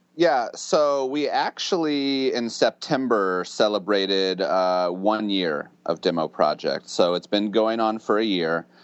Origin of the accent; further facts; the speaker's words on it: central Illinois, United States; lived in central Illinois uh, pretty much my whole life